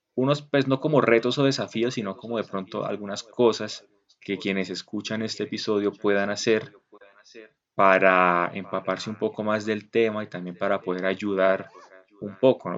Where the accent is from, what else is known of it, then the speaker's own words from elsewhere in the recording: Colombia; siendo nosotros colombianos